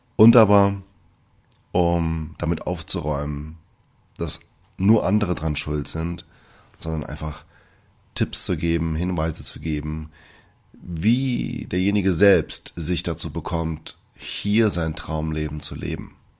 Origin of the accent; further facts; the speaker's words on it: Germany; also born or lived in Brazil; Ich bin gebürtiger Brasilianer und auch dort aufgewachsen, bis ich mit fünf Jahren hierher gekommen bin. Ich wurde von deutschen Eltern adoptiert und dementsprechend auch erzogen